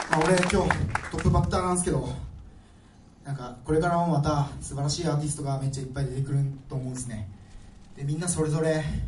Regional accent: Amami Oshima, Kagoshima, Japan; moved away as an adult; now in Tokyo, Japan; 僕あの鹿児島県の奄美大島っていうところから3年前上京してきました

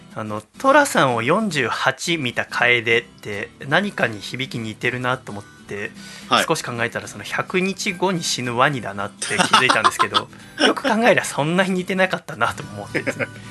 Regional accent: Yokohama, Kanagawa, Japan; 私生まれも育ちも戸塚区平戸です横浜港で産湯を使い

